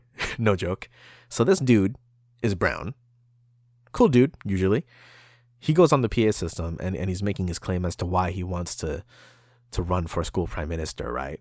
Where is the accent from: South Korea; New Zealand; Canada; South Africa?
Canada; we're Canadian